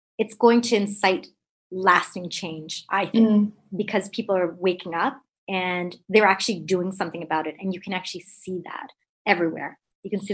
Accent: Canada; I'm Indo-Canadian, born and brought up in Canada to immigrant parents

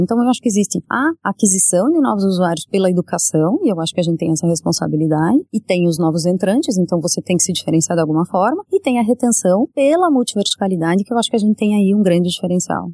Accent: Curitiba, Paraná, Brazil; moved away; sou curitibana

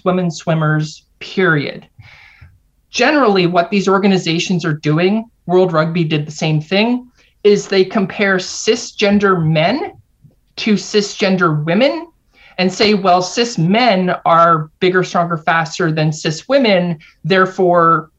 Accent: Canada; also born or lived in United States; I'm Canadian, even though I lived and taught at a university in the US for 7 years

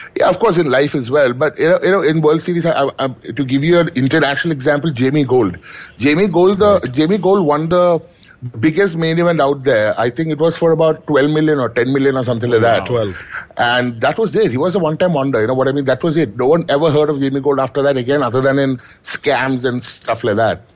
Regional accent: Kochi, Kerala, India; I come from Kerala. So and and in Kochi or basically down south, we are uh, against anything to do with cards.

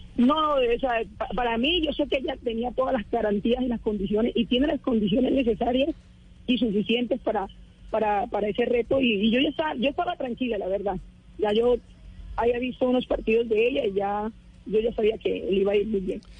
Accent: La Dorada, Caldas, Colombia; now in Valledupar, Colombia; Yo nací en Caldas, en Dorada Caldas, caldense. Pero ya hace mucho rato estoy en Valledupar.

